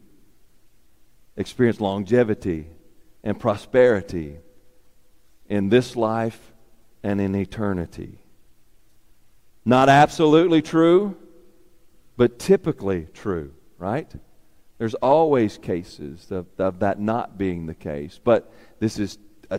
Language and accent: English; Warren, Arkansas, United States; from Warren, Arkansas